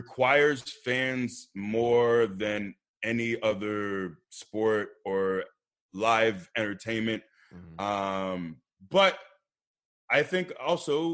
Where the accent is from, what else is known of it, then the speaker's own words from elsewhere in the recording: Tampa, Florida, United States; also born or lived in Iowa; I grew up in Tampa, and I live here now